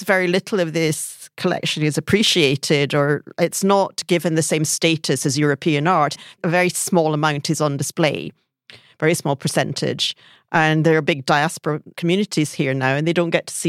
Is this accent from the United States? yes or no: no; Brazil; moved away; also born or lived in Singapore / Africa; I was born in Brazil, so that's where part of my family's from.